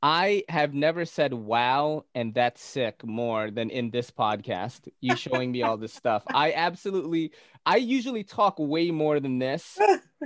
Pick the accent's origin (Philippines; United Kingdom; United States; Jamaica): Philippines; I'm Filipino, bro.